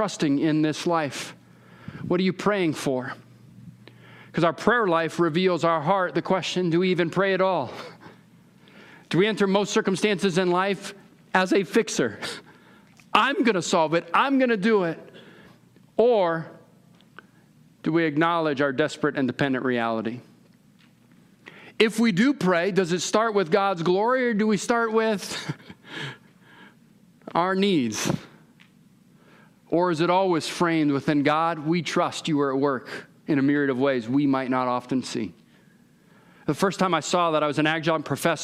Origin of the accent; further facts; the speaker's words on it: California, United States; I'm from California